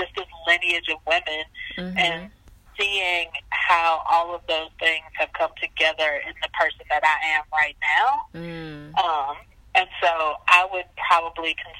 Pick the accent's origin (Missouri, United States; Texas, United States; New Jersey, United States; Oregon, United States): Missouri, United States; St. Louis; moved away as an adult; also born or lived in Caribbean; now in Mississippi, United States; I grew up in St. Louis, in St. Louis City, for like my entire life.